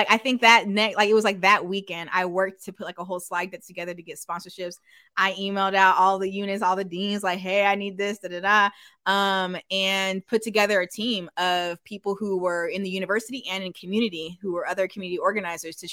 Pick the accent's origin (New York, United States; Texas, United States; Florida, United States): Texas, United States; also born or lived in Minnesota; now in Minneapolis, United States; I'm actually from Texas